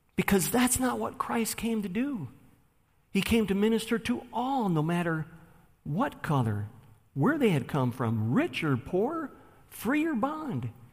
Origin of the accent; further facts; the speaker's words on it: Buffalo, New York, United States; I grew up in Buffalo, New York, on the west side, in the ghetto